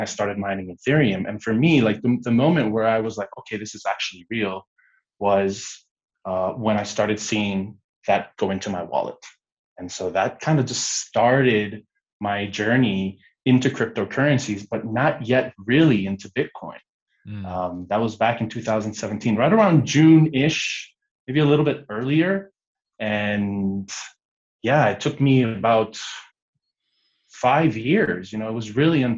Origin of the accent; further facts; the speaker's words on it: Guatemala; also born or lived in United States; growing up in Guatemala was quite interesting. I'm Guatemalan American.